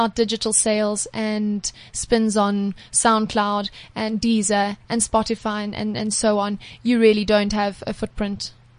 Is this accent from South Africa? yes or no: yes; South Africa; moved away as an adult; also born or lived in Europe; I'm a South African show jumper.